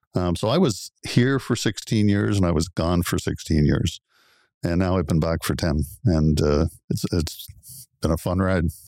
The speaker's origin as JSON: {"language": "English", "town": "Oakville", "region": "Ontario", "country": "Canada", "tie": "born or raised there", "also_born_or_lived": "Guelph / Belleville / Kingston", "said": "I grew up in Oakville. It's my hometown."}